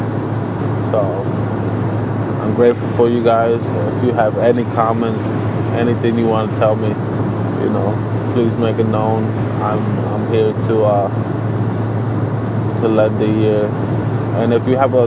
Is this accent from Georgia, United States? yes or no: no; New Jersey, United States; I am from New Jersey